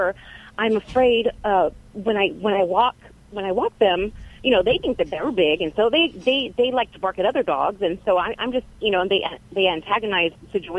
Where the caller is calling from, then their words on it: Biola, California, United States; also born or lived in Fresno, California; I'm calling from Biola, California.